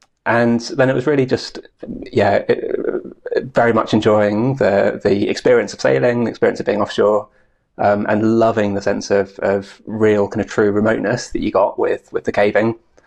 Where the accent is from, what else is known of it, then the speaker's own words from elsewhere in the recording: Aberdeenshire, Scotland, United Kingdom; where I was growing up in Aberdeenshire